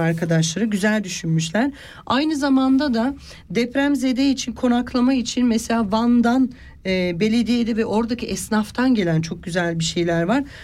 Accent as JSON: {"language": "Turkish", "country": "Turkey", "moved": "yes", "lives_now": "Switzerland", "said": "Biz Türkler öyle değiliz hanımcığım. Biz göçü seveniz. Yani biz her yeri göçmüşüz."}